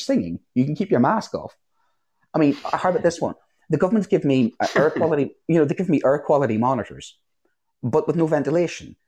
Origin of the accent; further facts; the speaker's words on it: Northern Ireland, United Kingdom; moved away; I grew up in Northern Ireland during the Troubles